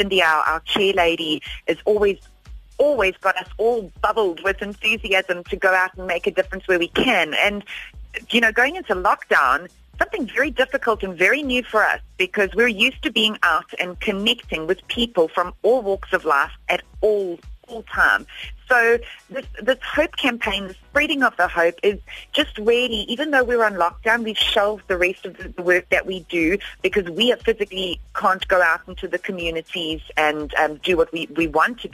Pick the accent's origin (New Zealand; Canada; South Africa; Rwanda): South Africa; we are as a South African people